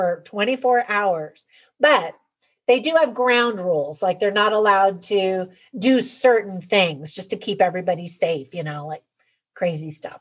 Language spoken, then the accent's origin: English; California, United States; moved away; I grew up in California and then raised my family there for a number of years